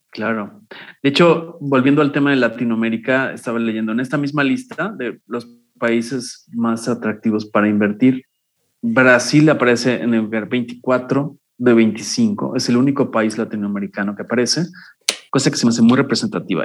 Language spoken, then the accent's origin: Spanish; Mexico; yo hablo como mexicano, vivo en México, soy mexicano